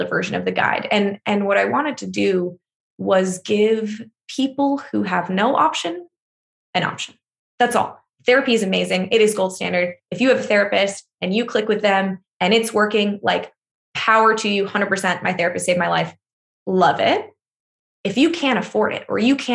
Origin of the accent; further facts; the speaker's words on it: United States; an American